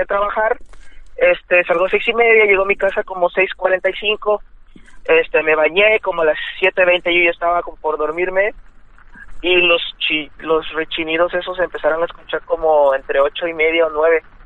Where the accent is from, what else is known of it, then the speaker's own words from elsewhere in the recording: Veracruz, Mexico; Vivíamos en, yo soy de Veracruz, vivimos en Veracruz.